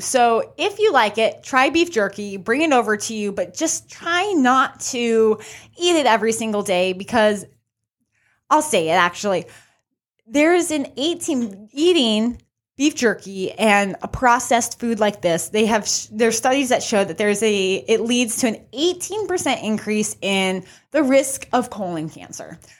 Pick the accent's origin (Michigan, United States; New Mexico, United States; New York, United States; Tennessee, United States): New Mexico, United States; I'm from New Mexico, so I'm always representing New Mexico.